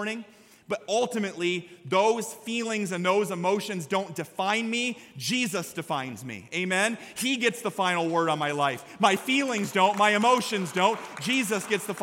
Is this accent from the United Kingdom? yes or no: no; Story City, Iowa, United States; My confirmation verse when I was in 9th grade growing up in Story City, Iowa, was Proverbs chapter 3, verses 5 through 6.